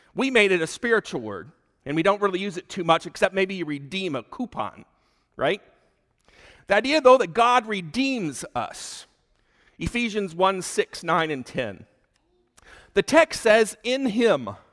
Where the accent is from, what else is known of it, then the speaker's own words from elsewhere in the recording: Michigan, United States; moved away as an adult; also born or lived in Oklahoma City, United States; now in Delafield, Wisconsin, United States; I grew up in Michigan, but I spent most of my adult life in Oklahoma City